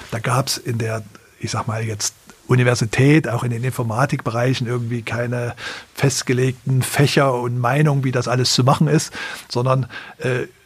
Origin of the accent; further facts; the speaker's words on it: East Germany, Germany; Das ist natürlich interessant gewesen, wenn man als Ostdeutscher das dann aus einer vollkommen anderen Perspektive, in einem vollkommen anderen Kontext auch von Leuten, die das System hier nicht so kannten